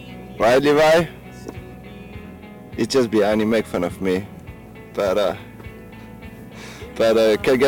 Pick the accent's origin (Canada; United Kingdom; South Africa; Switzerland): Switzerland; I come from Switzerland. I'm 26 years old